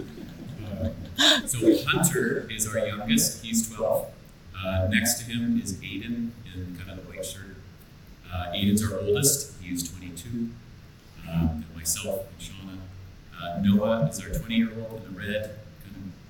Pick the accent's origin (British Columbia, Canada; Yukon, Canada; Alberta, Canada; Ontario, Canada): British Columbia, Canada; White Rock; I'm from White Rock, opposite coast